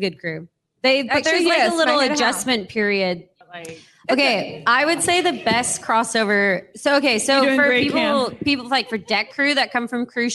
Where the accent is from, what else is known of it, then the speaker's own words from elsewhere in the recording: United States; As an American